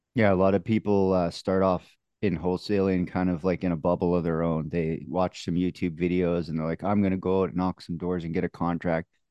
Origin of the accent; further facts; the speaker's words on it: Canada; accent: Canadian; also born or lived in Manitoba; my Canadian accent